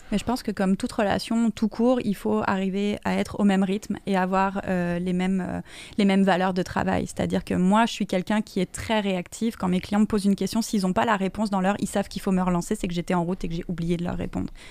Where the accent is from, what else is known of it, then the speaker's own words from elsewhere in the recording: France; now in Quebec, Canada; je viens de France